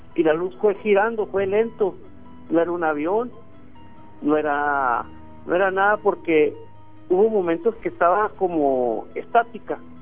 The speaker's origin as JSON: {"language": "Spanish", "area": "La Carmen, near Delicias", "region": "Chihuahua", "country": "Mexico", "tie": "born or raised there", "said": "yo me crié en la Carmen"}